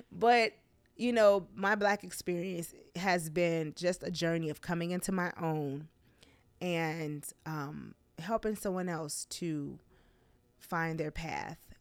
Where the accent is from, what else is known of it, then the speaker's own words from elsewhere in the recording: Chicago, Illinois, United States; I was born and raised in Inglewood on the south side of Chicago.